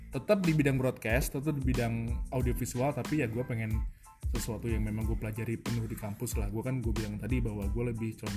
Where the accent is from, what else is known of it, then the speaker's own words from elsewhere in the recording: Bogor, West Java, Indonesia; balik lagi lah ke kota asal gue di Bogor.